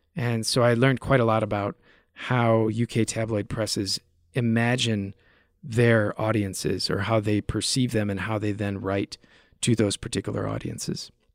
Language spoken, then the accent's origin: English; United States; accent: American; moved away as an adult; also born or lived in United Kingdom; Living over there in the U K, and interviewing some of these U K journalists with my exotic American accent